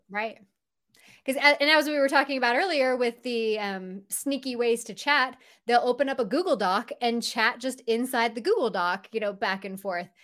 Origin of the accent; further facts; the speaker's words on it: Southern California, United States; now in Utah, United States; I'm actually from Southern California, but we moved to Utah, uh, about seventeen, maybe almost eighteen years ago now.